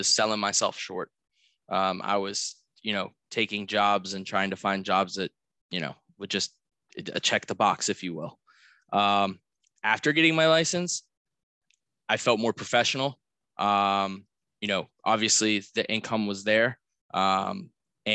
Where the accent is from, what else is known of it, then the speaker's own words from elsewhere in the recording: Pittsburgh, Pennsylvania, United States; moved away as an adult; also born or lived in South Florida; I was born and raised in Pittsburgh, Pennsylvania, and I got my family values and my core here.